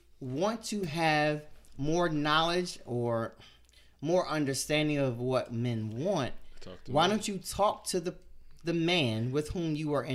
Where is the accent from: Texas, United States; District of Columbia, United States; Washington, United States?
District of Columbia, United States; Washington; I'm from Northeast.